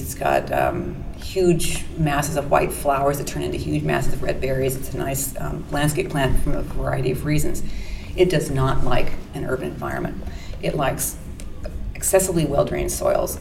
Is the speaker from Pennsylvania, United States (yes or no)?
no; Washington, United States; moved away; I'm from Washington State originally, and I'd been gone for a few decades, moved back